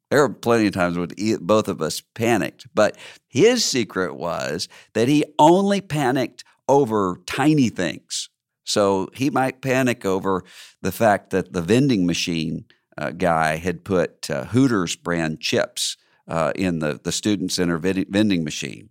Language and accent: English; Mississippi, United States; my home state